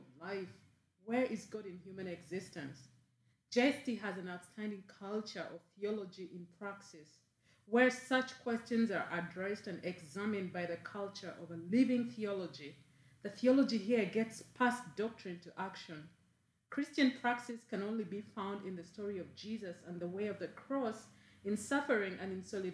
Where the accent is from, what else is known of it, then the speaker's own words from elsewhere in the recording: Uganda; moved away as an adult; now in Berkeley, United States; I'm from Uganda in East Africa.